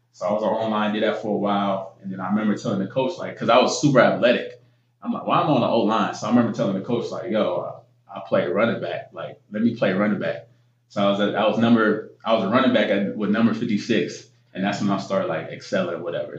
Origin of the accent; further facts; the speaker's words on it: Columbus, Ohio, United States; also born or lived in Gainesville, Florida; now in Philadelphia, United States; grew up in Columbus, Ohio